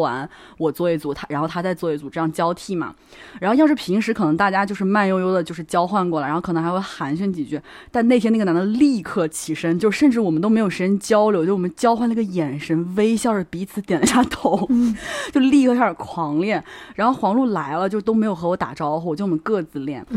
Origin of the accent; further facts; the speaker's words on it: Hubei, China; now in Shanghai, China; 我是湖北人嘛